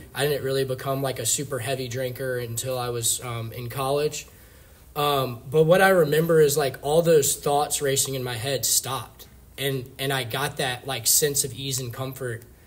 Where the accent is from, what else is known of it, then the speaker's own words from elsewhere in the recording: Richmond, Virginia, United States; I was born in Richmond, Virginia